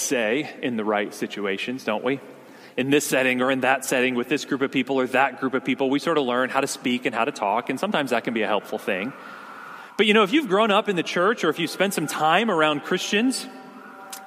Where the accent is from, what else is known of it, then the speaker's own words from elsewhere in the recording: near Hershey, Pennsylvania, United States; I grew up in Pennsylvania, not too far from the town of Hershey, where Hershey's chocolate is from